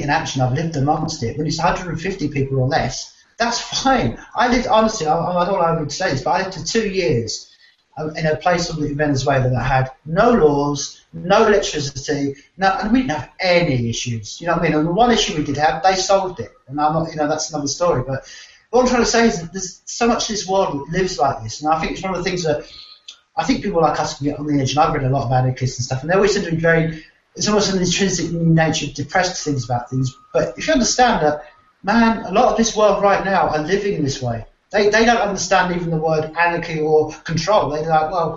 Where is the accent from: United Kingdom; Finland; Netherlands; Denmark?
United Kingdom; England; as an English person